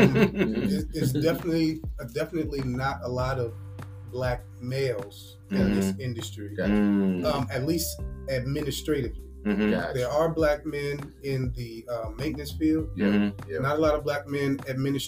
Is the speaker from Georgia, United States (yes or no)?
no; Roselle, New Jersey, United States; moved away as an adult; also born or lived in Newark, New Jersey; now in Nashville, United States; originally from New Jersey. Was raised in the Newark, New Jersey area. Moved to Roselle, New Jersey when I was young.